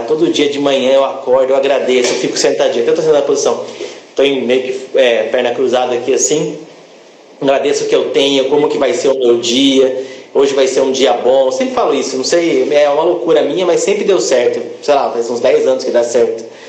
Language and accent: Portuguese; Campinas, São Paulo, Brazil; Sou de Campinas